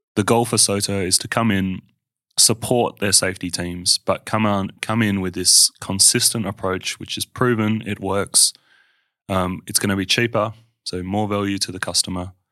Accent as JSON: {"language": "English", "town": "Perth", "region": "Western Australia", "country": "Australia", "tie": "born or raised there", "said": "I grew up in Armidale, um, which sounds scary, but it was awesome childhood"}